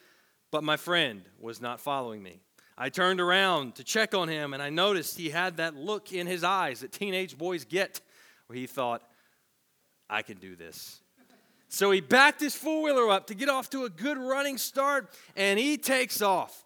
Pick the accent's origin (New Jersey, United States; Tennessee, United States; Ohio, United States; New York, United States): Tennessee, United States; As a teenager growing up in Tennessee